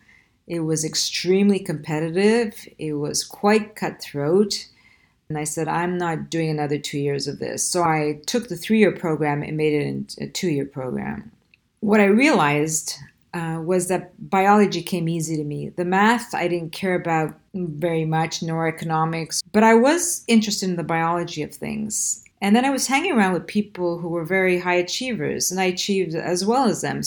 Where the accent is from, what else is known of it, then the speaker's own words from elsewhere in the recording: Quebec, Canada; first language Italian; English is a second language; I grew up in a French neighborhood, so French was my second language.